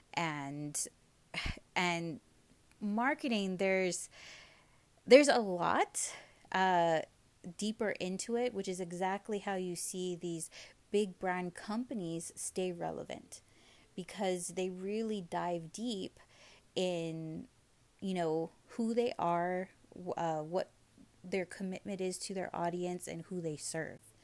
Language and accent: English; Hawaii, United States; moved away as an adult; now in Las Vegas, United States; growing up in Hawaii aside of us being such a tiny island